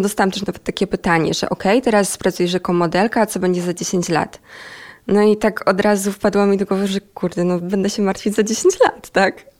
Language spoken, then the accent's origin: Polish; Myjomice, Poland; moved away as an adult; now in Warsaw, Poland; Ja w ogóle nie pochodzę z Warszawy, bo ja tutaj mieszkam od jakichś siedmiu miesięcy